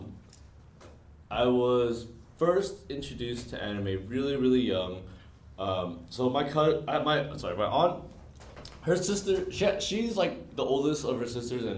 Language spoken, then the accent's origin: English; San Francisco, California, United States; growing up in San Francisco, in Chinatown